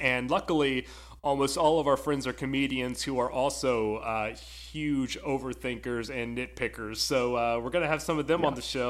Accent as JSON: {"language": "English", "town": "Memphis", "region": "Tennessee", "country": "United States", "said": "Went to Alabama, so football's in my blood. Big Grizzlies fan because I'm from Memphis."}